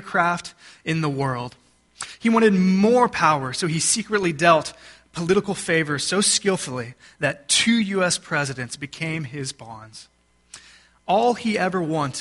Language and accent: English; Texas, United States; I am from Texas